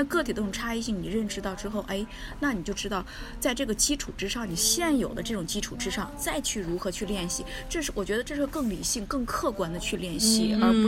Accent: China; 我们中国人嘛，

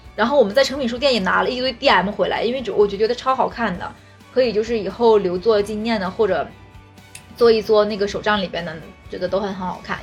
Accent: Northeast China, China; 尤其我们东北的嗓门儿非常大

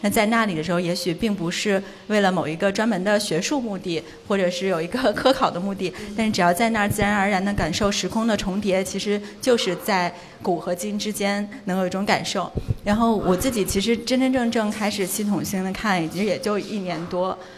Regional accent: Beijing, China; 我从小在北京长大，

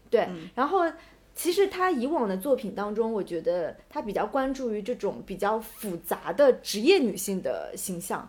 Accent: China; 因为我们中国人去欧洲是需要办签证

